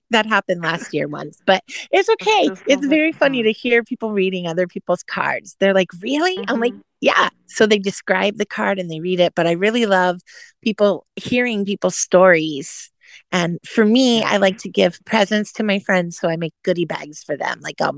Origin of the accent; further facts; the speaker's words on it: California, United States; also born or lived in Indiana; now in Florida, United States; So I normally, now that I live in Florida, and because I grew up in California and life was in California, and then I lived in Indiana and it would be snowing.